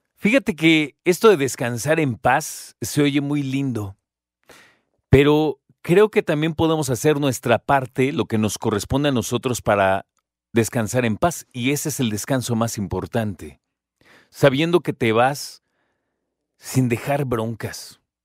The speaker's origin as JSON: {"language": "Spanish", "country": "Mexico"}